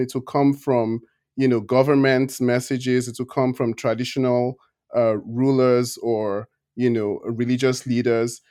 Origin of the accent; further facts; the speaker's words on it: Nigeria; moved away as an adult; now in United States; I'm originally Nigerian